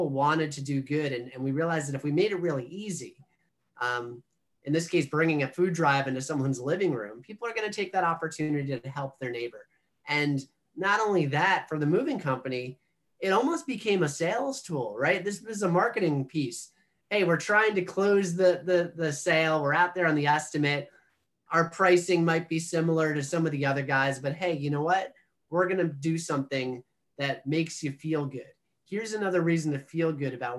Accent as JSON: {"language": "English", "area": "Monmouth County", "region": "New Jersey", "country": "United States", "tie": "born or raised there", "said": "I'm from Monmouth County, New Jersey"}